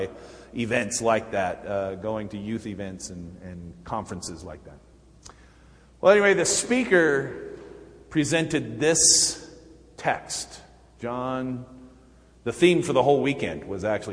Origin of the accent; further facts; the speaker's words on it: Clearfield, Utah, United States; growing up in Utah, at Clearfield, my youth group was about three people